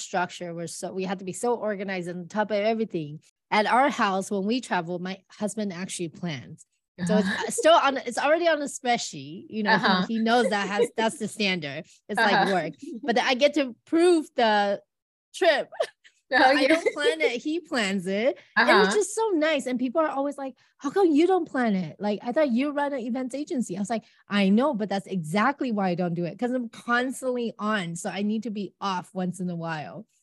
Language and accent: English; United States; I'm from America